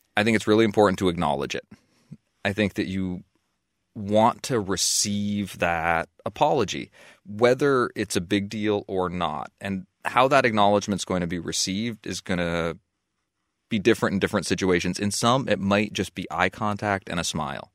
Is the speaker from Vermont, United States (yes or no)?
yes; Waterbury, Vermont, United States; my hometown, to my stomping grounds